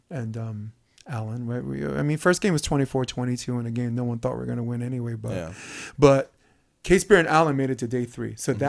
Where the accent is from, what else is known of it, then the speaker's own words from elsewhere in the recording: South Korea; I'm from Korea.